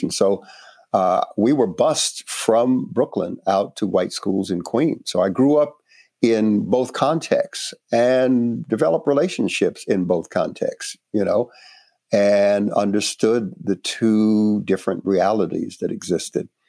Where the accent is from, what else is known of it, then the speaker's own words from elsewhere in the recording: Panama; born there; So, personally, I was born in Panama, and uh, my father was a white Spaniard, my mother, a uh, black woman descendant of Africans who came uh, to the Caribbean, uh, came to Panama.